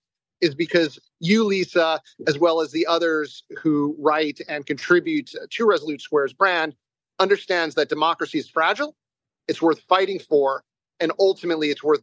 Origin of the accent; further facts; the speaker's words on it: United States; moved away as an adult; also born or lived in Nevada; now in Ukraine; As an American, as a believer in the American ideas and ideals